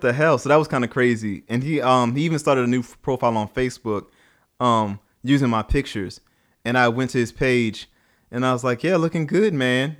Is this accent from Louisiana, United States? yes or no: yes; New Orleans, Louisiana, United States; I grew up in New Orleans